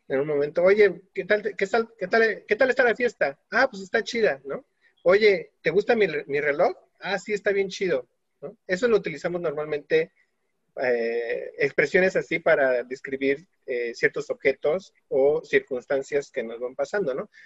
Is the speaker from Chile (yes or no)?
no; Mexico; Creo que hay palabras que realmente nos definen como mexicanos y cuando vamos al extranjero, automáticamente nos, nos identifican por esas palabras